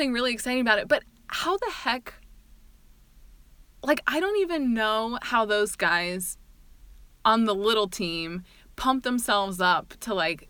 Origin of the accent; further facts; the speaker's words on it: Indiana, United States; And we come from Indiana, the Hoosier State.